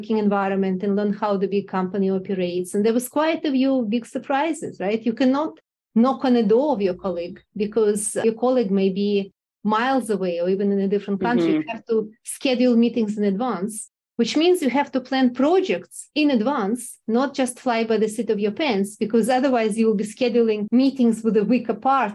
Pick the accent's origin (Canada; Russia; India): Russia; moved away; also born or lived in Moscow; I grew up in Russia and I was groomed for all my life to be a scientist